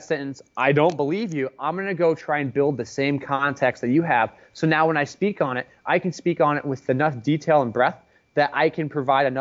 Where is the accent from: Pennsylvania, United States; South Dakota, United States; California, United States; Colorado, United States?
California, United States; Palo Alto; I grew up in Palo Alto, California